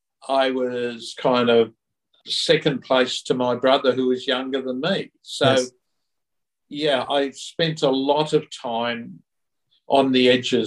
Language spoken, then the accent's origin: English; England, United Kingdom; I was born in England during World War II. At the end of World War II.